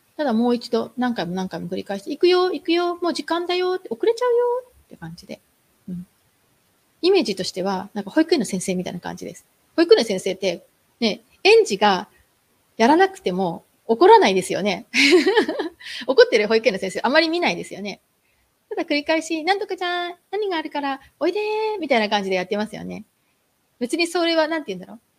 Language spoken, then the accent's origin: Japanese; Japan; moved away